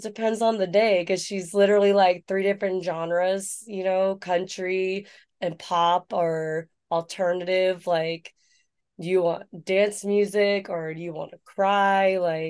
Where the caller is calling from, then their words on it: San Diego, California, United States; I'm in San Diego.